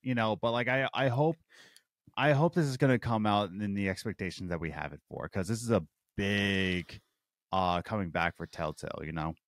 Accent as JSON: {"language": "English", "town": "Philadelphia", "region": "Pennsylvania", "country": "United States", "tie": "born or raised there", "said": "where I grew up in Philadelphia, it was Uh, I grew up in the Russian Chinese district."}